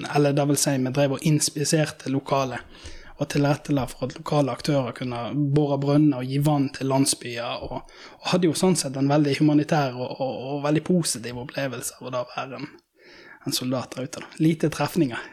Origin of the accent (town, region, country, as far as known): Norway